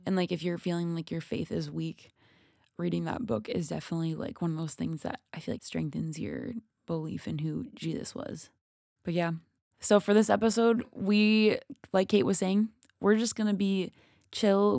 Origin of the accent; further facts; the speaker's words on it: Minnesota, United States; I'm from Minnesota